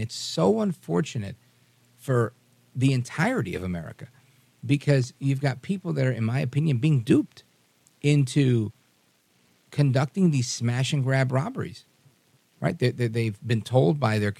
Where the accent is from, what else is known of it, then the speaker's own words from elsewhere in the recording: New York City, New York, United States; I grew up in New York City with every race